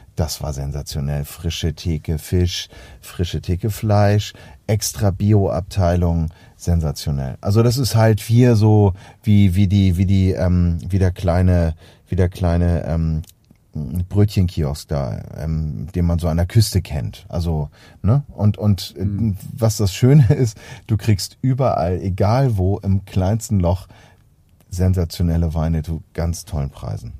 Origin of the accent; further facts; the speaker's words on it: Hamburg, Germany; bei uns in Hamburg